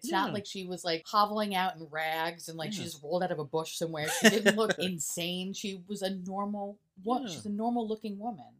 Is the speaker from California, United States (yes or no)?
no; New York City, New York, United States; I grew up in New York City. I grew up in Queens. I grew up having a lot of friends of all different backgrounds and ethnicities